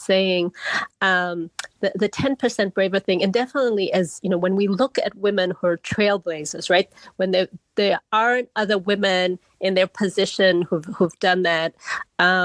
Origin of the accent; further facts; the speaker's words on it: Malawi; now in United States; I grew up in Malawi in the long way, I grew up in a very community-centered where everybody was kind of part of my life